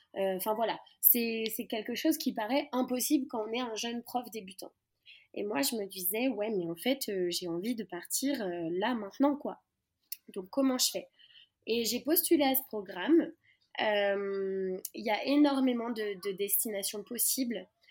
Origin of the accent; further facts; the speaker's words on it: western France, France; moved away as an adult; now in Madagascar; je viens de l'ouest de la France. j'ai grandi en voyageant, surtout en Europe, depuis mes 3 ans